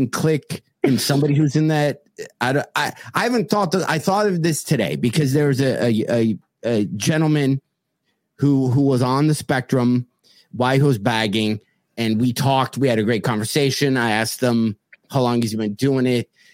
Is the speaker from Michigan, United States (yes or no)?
yes; South Lyon, Michigan, United States; when I worked at Colonial Market in South Lyon